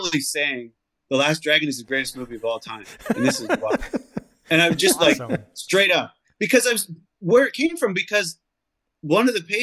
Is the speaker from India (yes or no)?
no; Canada; I grew up in Canada